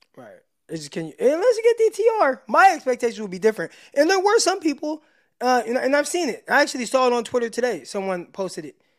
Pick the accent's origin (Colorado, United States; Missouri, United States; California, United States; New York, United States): California, United States; Stockton; also born or lived in San Jose, California; I'm from Stockton.